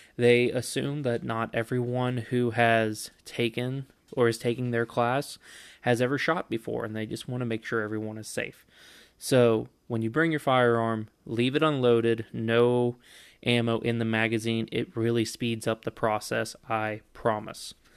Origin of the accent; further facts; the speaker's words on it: Kentucky, United States; my home state of Kentucky